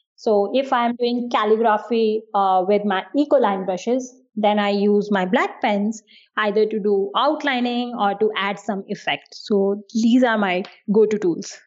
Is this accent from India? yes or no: yes; New Delhi, Delhi, India; first language Hindi; English is a second language; I'm from India and I'm from the capital of India, which is New Delhi.